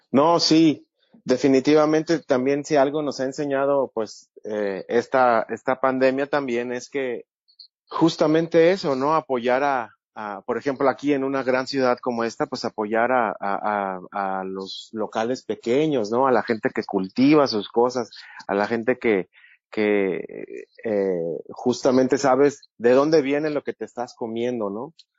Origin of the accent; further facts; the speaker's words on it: Mexico; de mexicano a mexicano